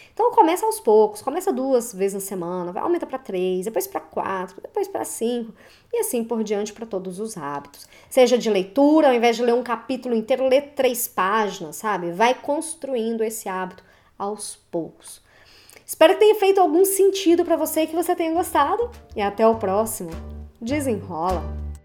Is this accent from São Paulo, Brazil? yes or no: no; Belo Horizonte, Minas Gerais, Brazil; eu sou de Belo Horizonte, Minas Gerais